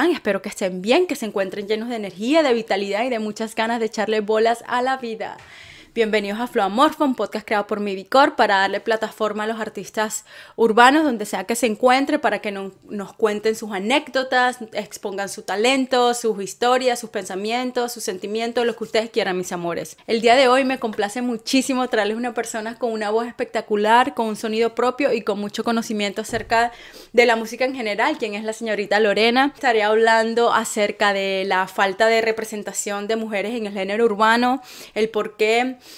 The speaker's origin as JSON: {"language": "Spanish", "town": "Coslada", "region": "Community of Madrid", "country": "Spain", "tie": "born or raised there", "also_born_or_lived": "Salamanca"}